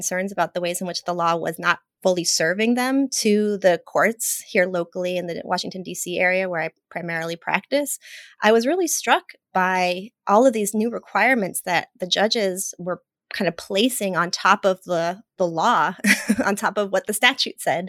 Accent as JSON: {"language": "English", "country": "Mexico", "tie": "born or raised there", "moved": "yes", "said": "I'm Latina, I was born in Mexico"}